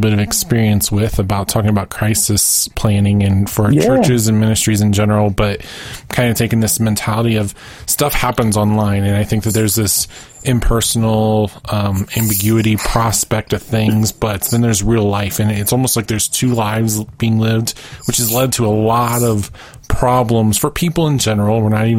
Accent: Ohio, United States; moved away; I'm going to hopefully have moved back to my hometown by then. Where's that? In Ohio

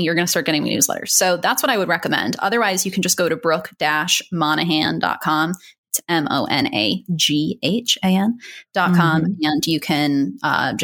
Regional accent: East Coast, United States; now in Long Beach, United States; I'm from the East Coast

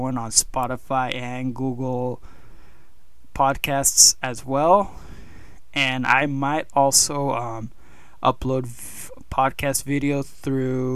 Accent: Mexico; moved away; I also own a gym down south in my home country of Mexico.

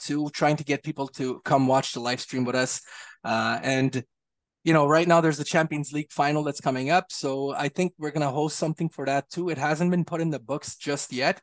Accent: Montreal, Quebec, Canada; I'm from Montreal

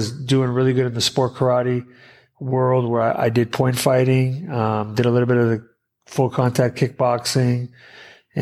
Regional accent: New Hampshire, United States; first language Portuguese; English is a second language; moved away as an adult; now in California, United States; I'm actually originally from the East Coast, New Hampshire

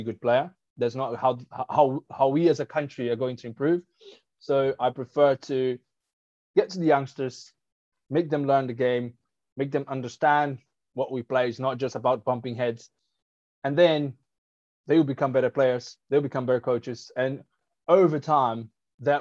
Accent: Brazil; English is a second language; moved away as an adult; also born or lived in South Africa; I was born and raised in Brazil

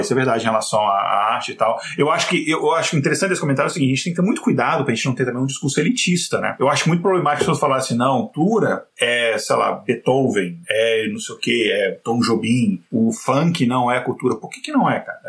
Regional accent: Brasília, Federal District, Brazil; eu cresci em Brasília

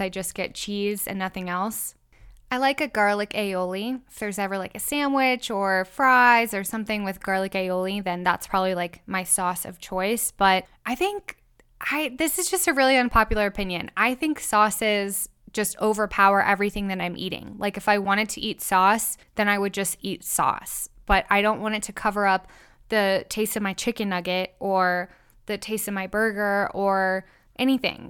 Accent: Kansas, United States; I'm from Kansas.

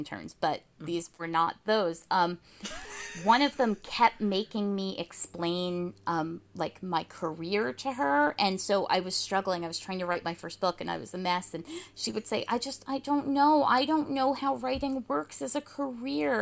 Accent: New Jersey, United States; also born or lived in Portland, Oregon; last year I moved back from Portland, Oregon to New Jersey, where I grew up

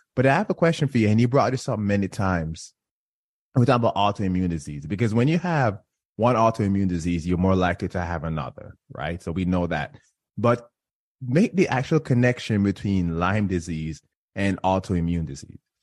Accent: Jamaica; now in Florida, United States; I grew up in Jamaica

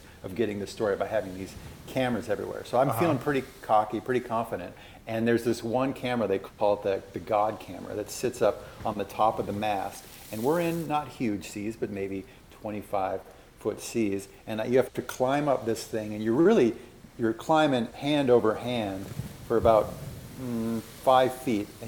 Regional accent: Minnesota, United States; moved away as an adult; also born or lived in Alaska; I grew up in Minnesota

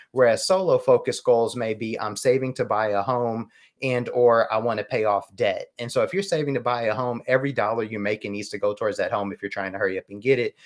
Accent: United States; as American consumers

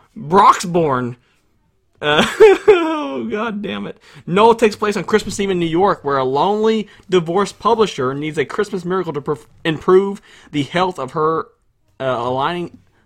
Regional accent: Russia; We're from Russia. Russia may not have a chicken pox outbreak.

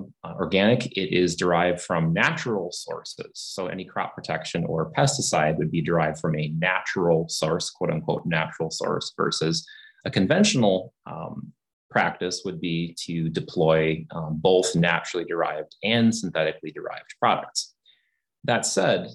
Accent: Wisconsin, United States; moved away as an adult; also born or lived in Michigan; my home state of Wisconsin, the cranberry industry, Ocean Spray, the co-op kind of lured me back home. my wife and I are both Wisconsinites

